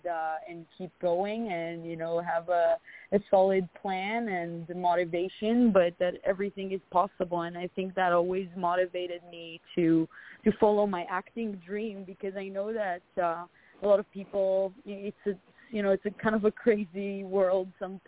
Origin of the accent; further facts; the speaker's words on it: Israel; now in United States; especially from where I come from Israel, they're like, oh, you're going to go to America and, you know, and go to Hollywood and become an actress.